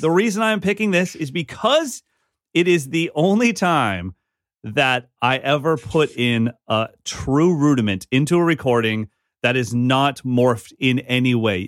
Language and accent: English; Sacramento, California, United States; growing up in Sacramento with Abe Cunningham